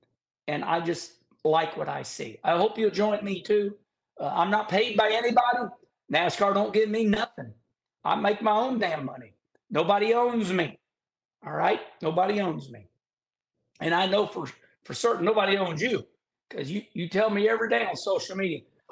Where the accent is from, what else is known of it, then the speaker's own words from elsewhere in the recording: St. Louis, Missouri, United States; in my day in St. Louis, Missouri